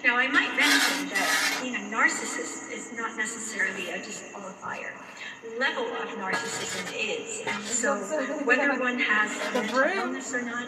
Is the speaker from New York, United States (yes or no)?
yes; New York, United States; Well, I grew up in New York